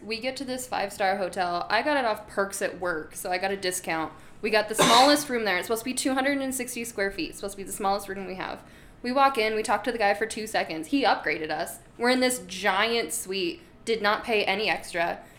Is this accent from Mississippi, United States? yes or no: no; North Las Vegas, Nevada, United States; I'm from North like Las it. Vegas.